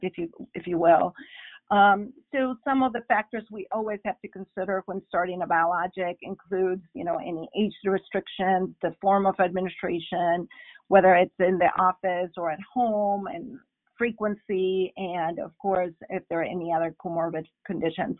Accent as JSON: {"language": "English", "country": "Bolivia", "first_language": "Spanish", "second_language": "English", "moved": "yes", "said": "I'm originally from Bolivia, so perhaps you heard some of my accent along the way"}